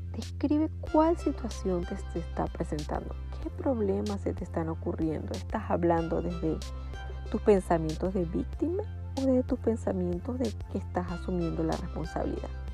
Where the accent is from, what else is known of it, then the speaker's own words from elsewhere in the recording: Venezuela; En mi país, como venezolana, aprendí que echarle pichón era forzarme para alcanzar a lograr algo propuesto